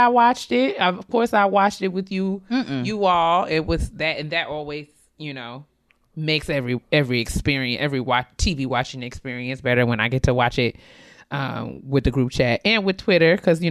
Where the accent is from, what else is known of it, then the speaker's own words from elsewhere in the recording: New York, United States; we grew up in New York.